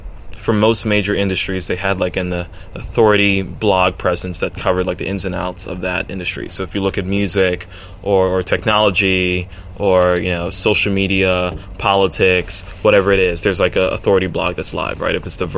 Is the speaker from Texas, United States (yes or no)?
no; Brooklyn, New York, United States; also born or lived in Sweden / Venezuela / Baltimore; I was born in New York, Brooklyn, a part that wasn't exactly, like, you know, safe back then. And I lived 2 years briefly in Sweden, then came back to Brooklyn, then lived two years in Venezuela, then came back to Brooklyn again.